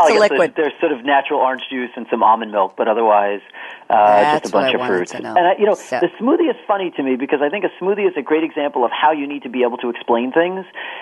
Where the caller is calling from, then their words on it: New Jersey, United States; I am calling from my home office in New Jersey